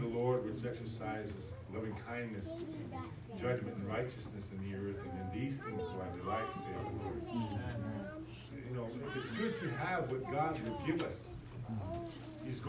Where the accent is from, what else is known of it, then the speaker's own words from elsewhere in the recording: United States; I'm an American. I'm a U.S. citizen